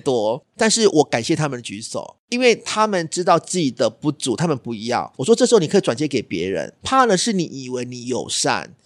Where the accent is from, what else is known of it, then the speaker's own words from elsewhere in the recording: Taiwan; 我们台湾人嘛